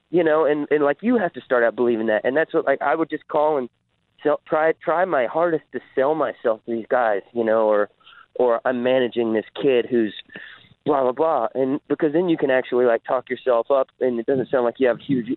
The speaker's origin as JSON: {"language": "English", "region": "the South", "country": "United States", "tie": "born or raised there", "lives_now": "Nashville, United States", "said": "I grew up in the South"}